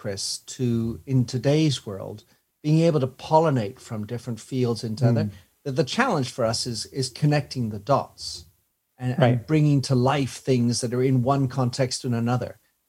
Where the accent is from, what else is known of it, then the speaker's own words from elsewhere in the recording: France; also born or lived in Belgium / England; now in London, United Kingdom; I was born in Belgium to American parents, brought up in France, educated in England, and I have a French and a U.S. passport.